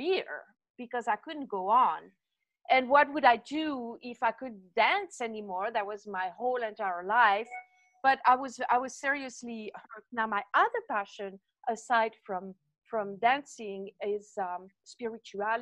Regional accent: French part of Switzerland, Romandy, Switzerland; accent: French, from the French part of Switzerland; moved away; So originally I'm from Switzerland. So if you wonder where my accent is from, it's French, from the French part of Switzerland.

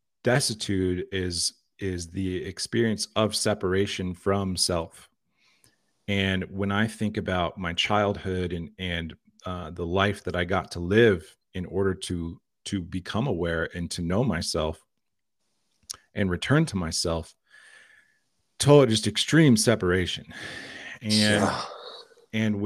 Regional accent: Liberal, Kansas, United States; I was born in Liberal, Kansas

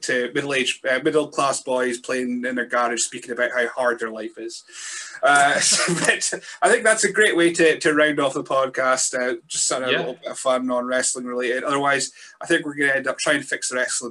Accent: Scotland, United Kingdom; I'm a Scotsman

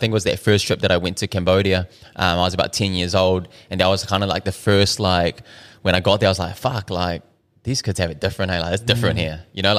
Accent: Dunedin, Otago, New Zealand; born there; I was born in Dunedin, but yeah, I was born here.

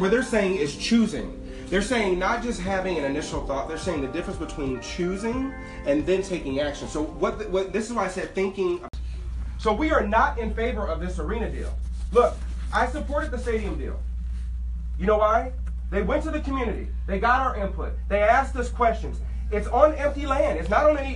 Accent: Inglewood, California, United States; I am from Inglewood, raised in this community, graduated from Morningside High School

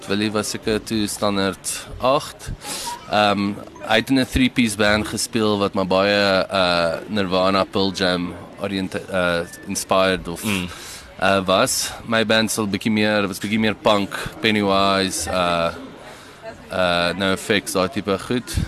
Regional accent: Durban, KwaZulu-Natal, South Africa; now in Pretoria, South Africa; Ons het in Durban groot geword.

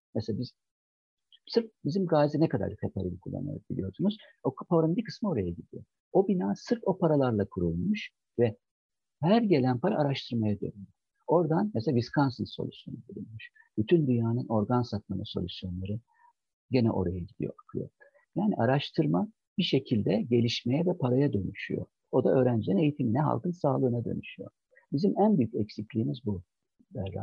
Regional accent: Çankırı Province, Turkey; moved away as an adult; now in Ankara, Turkey; Ben 1963 yılında Çankırı'da doğdum ve orada büyüdüm.

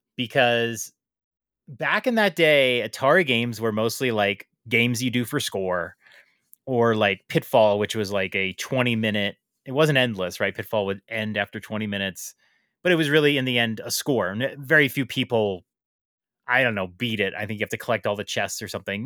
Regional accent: New York City, New York, United States; as a New Yorker

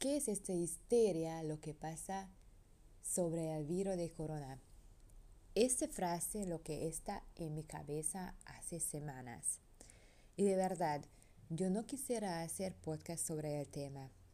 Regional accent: Hungary; Spanish is a second language; now in Panama; soy europeo, soy húngara.

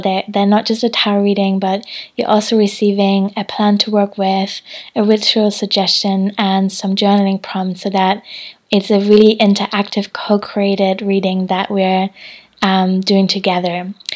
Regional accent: Hamburg, Germany; moved away; I'm in Hamburg at the moment, which is my hometown

